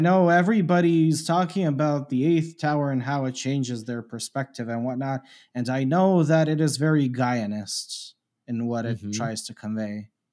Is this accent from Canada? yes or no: yes; Canada; I grew up in Canada.